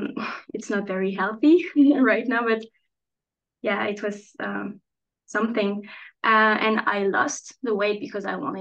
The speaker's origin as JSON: {"language": "English", "country": "France", "also_born_or_lived": "Strasbourg", "said": "I'm French, and I'm chatting today from Strasbourg"}